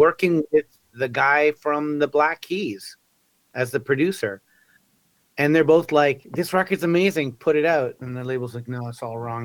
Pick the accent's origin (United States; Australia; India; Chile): Chile; now in Canada; I'm Chilean, right? I was born in Chile